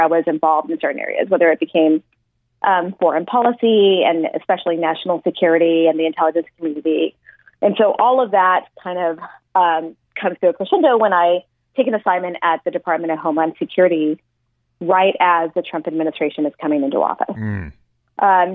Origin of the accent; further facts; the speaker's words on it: El Paso, Texas, United States; moved away; my hometown of El Paso